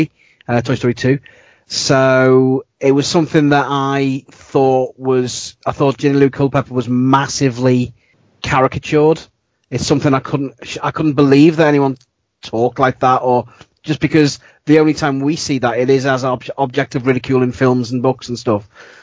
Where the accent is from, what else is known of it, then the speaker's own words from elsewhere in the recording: England, United Kingdom; being resolutely English